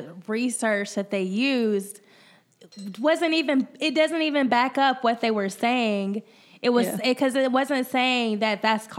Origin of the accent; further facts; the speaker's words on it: Georgia, United States; now in Ohio, United States; my home state of Georgia